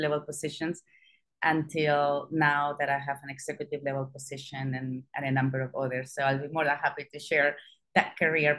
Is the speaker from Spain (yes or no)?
yes; Spain; moved away; I don't come from the US, I don't come from the UK, I come from Spain. I was still born during a dictatorship in Spain. You know, so my schooling